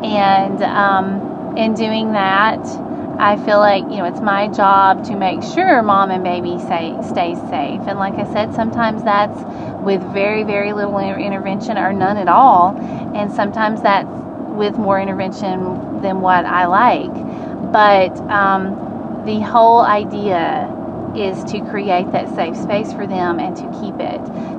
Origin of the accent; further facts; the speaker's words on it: Alabama, United States; And, you know, I'm from Alabama and blah, blah, blah.